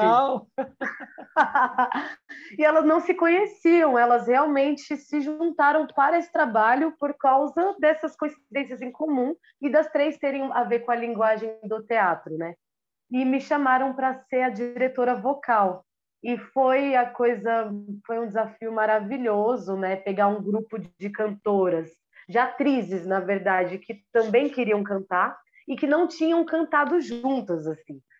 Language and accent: Portuguese; Minas Gerais, Brazil; accent: mineiro; eu puxo meu R mineiro